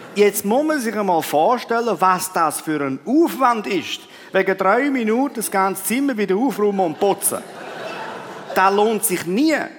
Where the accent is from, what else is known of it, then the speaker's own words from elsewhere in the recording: Switzerland; sind wir Schweizer